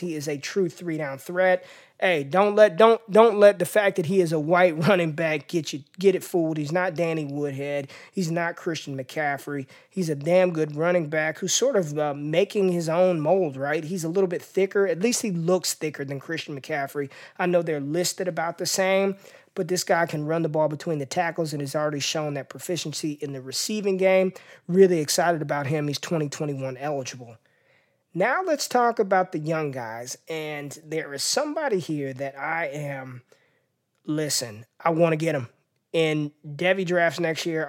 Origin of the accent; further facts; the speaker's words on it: Las Vegas, Nevada, United States; my hometown of Las Vegas, Nevada.